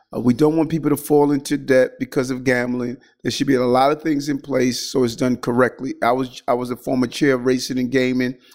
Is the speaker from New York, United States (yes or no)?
yes; New York City, New York, United States; as a child growing up in Qu-, Queens